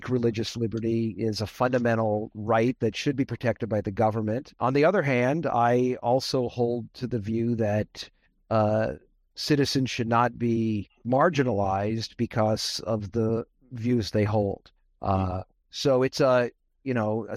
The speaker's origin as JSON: {"language": "English", "town": "Las Vegas", "region": "Nevada", "country": "United States", "tie": "born or raised there", "also_born_or_lived": "Brooklyn, New York", "said": "So I grew up in Las Vegas, Nevada. I was born in Brooklyn, New York. My parents moved to Vegas in the mid-1960s"}